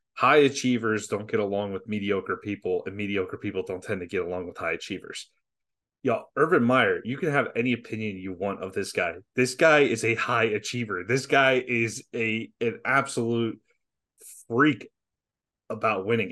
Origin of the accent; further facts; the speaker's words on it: Jacksonville, Florida, United States; I grew up in Jacksonville